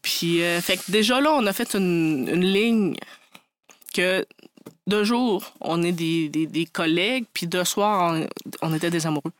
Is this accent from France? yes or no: no; Côte-Nord, Quebec, Canada; je suis originaire de la Côte-Nord